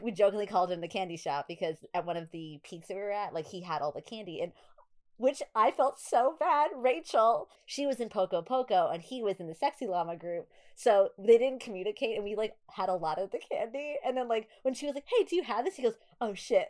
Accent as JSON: {"language": "English", "region": "New York", "country": "United States", "accent": "New York", "said": "my New York accent"}